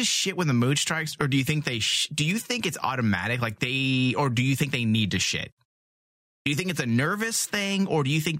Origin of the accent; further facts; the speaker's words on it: New York, United States; I'm from New York. This is what we did.